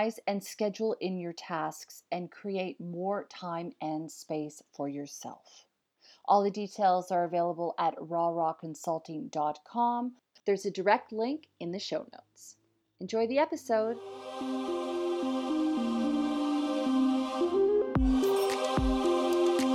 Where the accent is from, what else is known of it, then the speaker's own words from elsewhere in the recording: Canada; now in Australia; I'm a Canadian living in Australia